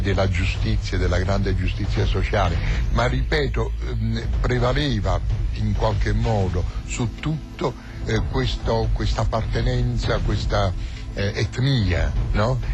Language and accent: Italian; Naples, Campania, Italy; moved away as an adult; la città in cui eravamo eh, nati